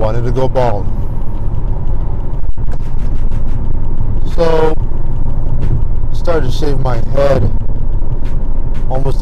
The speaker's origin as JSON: {"language": "English", "country": "India", "said": "I'm Indian"}